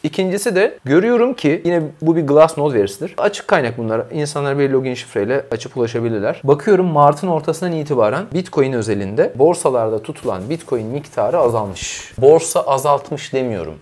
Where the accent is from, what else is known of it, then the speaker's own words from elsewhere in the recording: İzmir, Turkey; Ben de bir İzmirli olarak